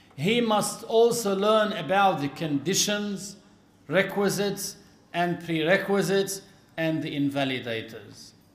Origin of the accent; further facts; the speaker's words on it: Lebanon; our country in Lebanon